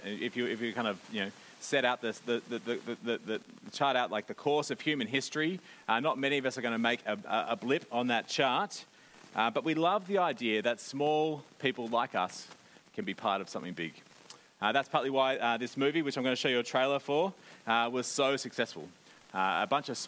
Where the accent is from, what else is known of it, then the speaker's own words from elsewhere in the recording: Australia; now in New Zealand; I'm an Aussie.